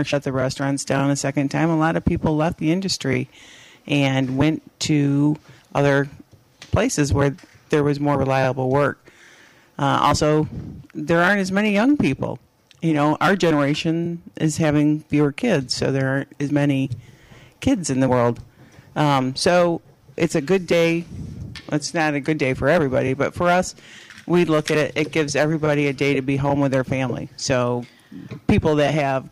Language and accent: English; Lansing, Michigan, United States; moved away as an adult; also born or lived in New York City; now in Saugatuck, United States; I'm originally from Lansing, Michigan, and went to school at Central Michigan